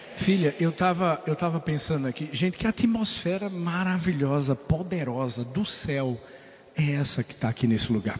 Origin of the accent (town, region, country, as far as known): Northeast Region, Brazil; accent: nordestino